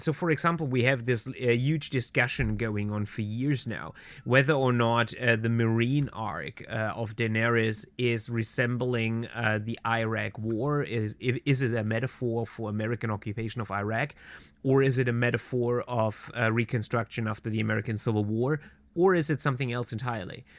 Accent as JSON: {"language": "English", "area": "Swabia, near Stuttgart", "region": "Baden-Württemberg", "country": "Germany", "tie": "born or raised there", "said": "I was born and raised in southern Germany, uh, southwest Germany which is uh, Swabia. I'm coming from the uh, uh, direct surroundings of the state capital of Stuttgart"}